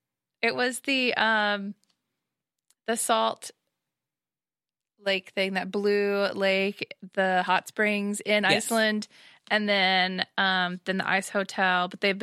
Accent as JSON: {"language": "English", "town": "Nashville", "region": "Tennessee", "country": "United States", "said": "from Nashville, Tennessee."}